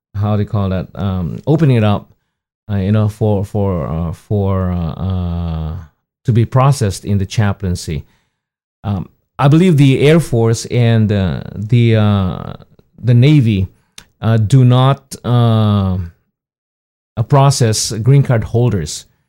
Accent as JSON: {"language": "English", "country": "Philippines", "tie": "born or raised there", "moved": "as an adult", "lives_now": "United States", "said": "I was born in the Philippines"}